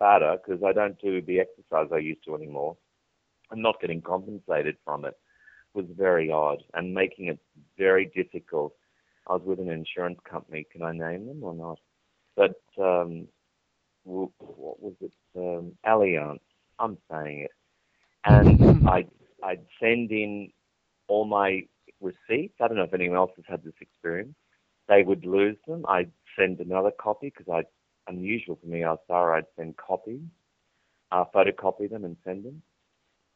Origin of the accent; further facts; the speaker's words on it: Charleville, Queensland, Australia; I was born in Charleville in central Queensland, which is a sheep country.